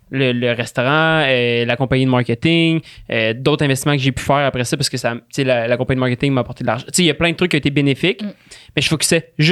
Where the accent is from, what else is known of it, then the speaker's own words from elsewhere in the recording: Valais, Switzerland; moved away; quand je suis parti de Valais, j'ai fait une coupure.